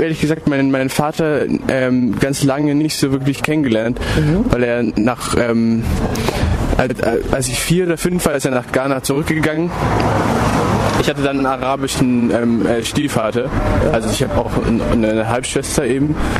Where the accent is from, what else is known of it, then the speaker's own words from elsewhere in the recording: Stuttgart, Baden-Württemberg, Germany; ich bin Deutscher, so, ja, ich bin in Stuttgart aufgewachsen